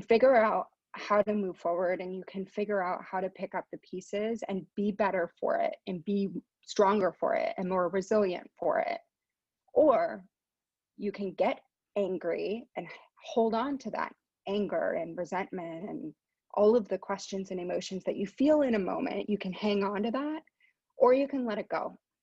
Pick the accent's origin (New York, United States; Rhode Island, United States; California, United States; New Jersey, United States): California, United States; San Francisco; I was born here in San Francisco. I'm based in San Francisco still, currently working out of my house as we all are, but I grew up in the in the Bay Area